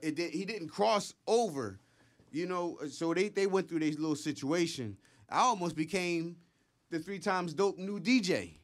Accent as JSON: {"language": "English", "town": "Philadelphia", "region": "Pennsylvania", "country": "United States", "tie": "born or raised there", "said": "Hunting Park, Logan's, my home. you know, uh, you know, I lived in Logan. I lived, you know, in Hunter"}